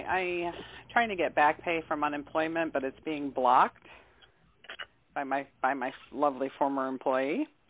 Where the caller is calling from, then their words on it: Michigan, United States; I'm calling from Michigan.